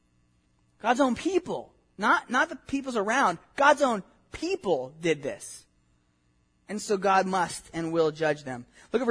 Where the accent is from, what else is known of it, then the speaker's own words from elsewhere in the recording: Southern California, United States; I grew up in Southern California